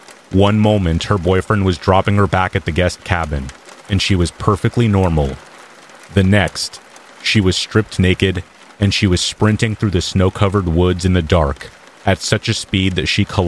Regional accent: South Africa; moved away; Growing up in South Africa, we are taught from a very young age that it's important to make sure all doors are locked and windows are closed at night.

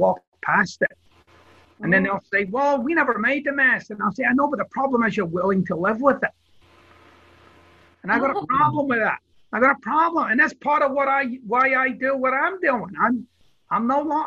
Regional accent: Glasgow, Scotland, United Kingdom; I'm from Glasgow, Scotland, so it's a very earthy place

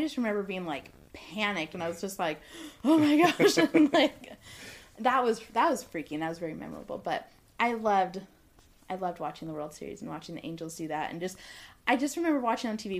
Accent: Southern California, United States; I'm from Southern California

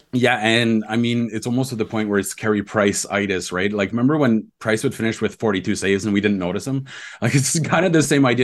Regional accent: Ontario, Canada; I grew up in Ontario

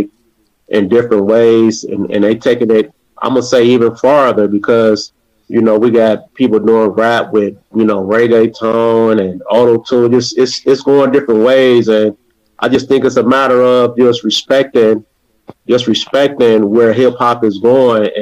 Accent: Cleveland, Ohio, United States; from Cleveland, Ohio.

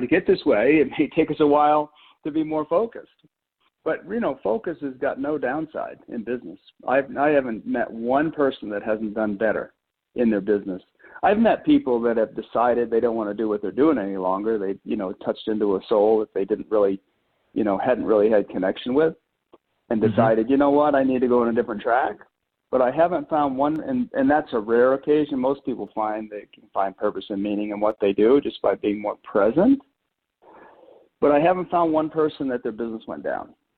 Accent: Maine, United States; moved away as an adult; also born or lived in Colorado; I grew up in Maine and went uh, moved to Colorado to attend Colorado State University in my early early 20s

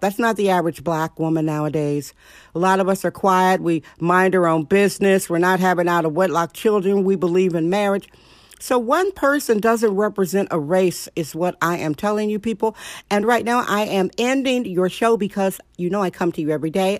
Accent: Milwaukee, Wisconsin, United States; now in San Francisco, United States; I'm originally from Milwaukee, Wisconsin.

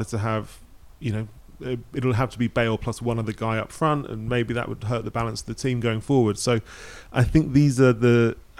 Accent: England, United Kingdom; You know, growing up in England, you were in the 90s, like Scotland were good

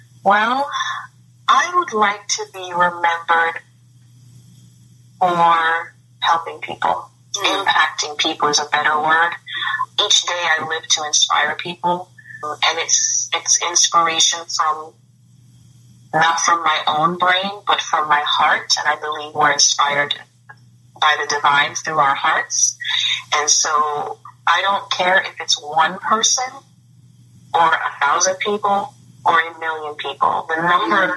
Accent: Jamaica; now in United States; I'm from Jamaica originally, the island of Jamaica.

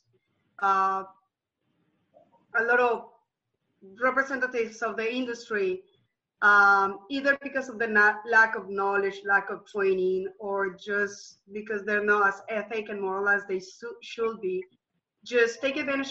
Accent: Colombia; moved away as an adult; now in United States; I'm from Colombia, South America

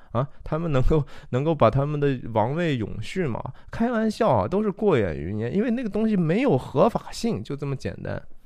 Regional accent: China; 我们中国人

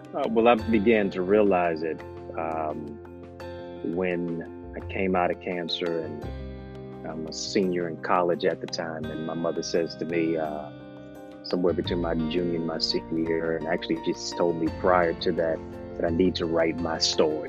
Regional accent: Detroit, Michigan, United States; also born or lived in Kingston, Jamaica; I'm from Detroit. My hometown is Motown

